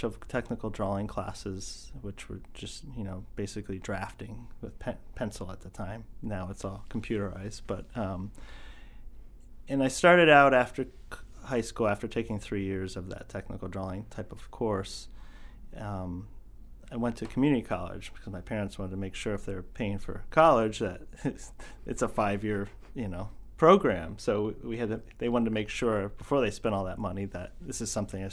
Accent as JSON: {"language": "English", "region": "eastern Pennsylvania", "country": "United States", "tie": "born or raised there", "also_born_or_lived": "Camden, Maine", "moved": "as an adult", "lives_now": "Maine, United States", "said": "I grew up in eastern Pennsylvania"}